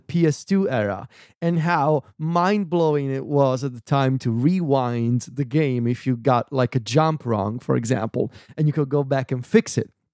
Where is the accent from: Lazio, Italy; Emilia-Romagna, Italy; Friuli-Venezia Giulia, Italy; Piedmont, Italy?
Lazio, Italy; Viterbo; moved away; when I'm in Viterbo, in my hometown